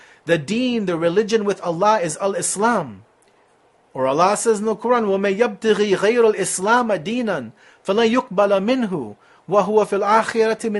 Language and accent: English; Canada; as Muslims living in Canada, as Canadian Muslims